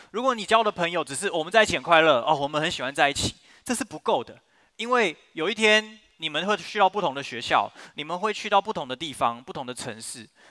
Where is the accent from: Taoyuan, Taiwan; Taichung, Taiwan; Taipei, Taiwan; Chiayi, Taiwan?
Taichung, Taiwan; Yimin shopping district, Yizhong Street; 我， 我以前在这个地方长大，那是我的教会